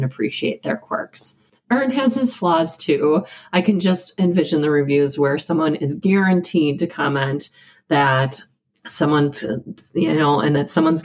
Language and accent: English; Midwest, United States; accent: Midwestern; I've got a Midwestern accent like crazy. My pronunciation of Wisconsin and potato